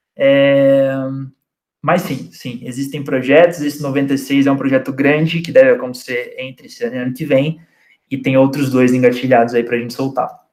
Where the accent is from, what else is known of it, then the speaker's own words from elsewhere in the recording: Cruzeiro, São Paulo, Brazil; also born or lived in São José do Barreiro; Cruzeiro, que é a cidade onde eu cresci